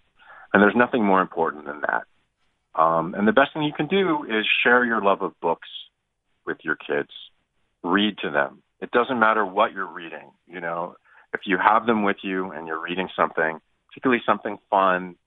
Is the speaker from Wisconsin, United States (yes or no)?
no; Ann Arbor, Michigan, United States; I grew up in the Midwest, in Ann Arbor